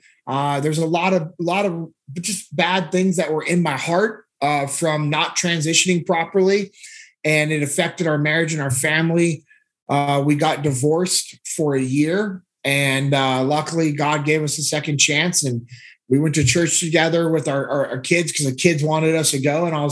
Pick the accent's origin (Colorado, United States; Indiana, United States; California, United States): California, United States; Sacramento; I grew up in Sacramento, California.